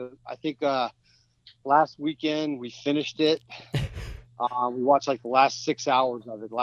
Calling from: Nashville, Tennessee, United States

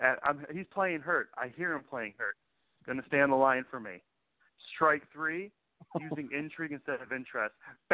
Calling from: Houston, Texas, United States; Howdy, folks. … from Houston. How are you?

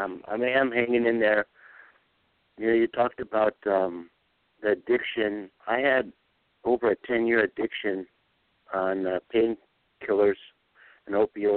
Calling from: Pahrump, Nevada, United States; from Pahrump.

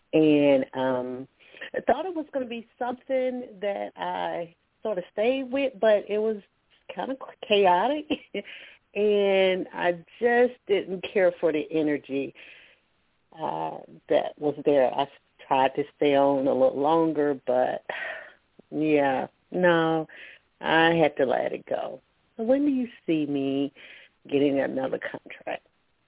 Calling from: Alabama, United States; calling from Alabama.

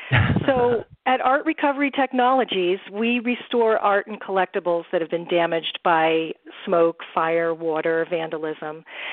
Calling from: Colorado, United States; We are calling from sunny Colorado.

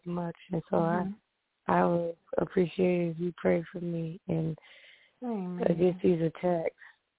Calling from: New York, United States; from New York.

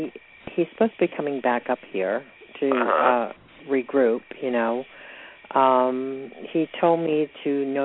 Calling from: Georgia, United States

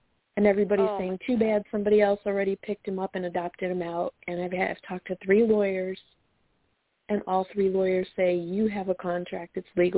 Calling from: Chicago, Illinois, United States; Hi, I'm calling from Chicago.

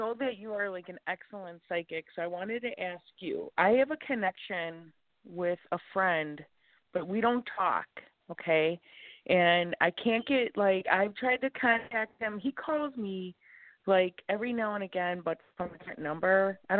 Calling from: Chicago, Illinois, United States; I'm calling from Chicago.

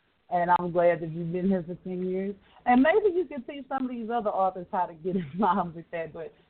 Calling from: Dallas, Texas, United States; I'm calling from Dallas, Texas.

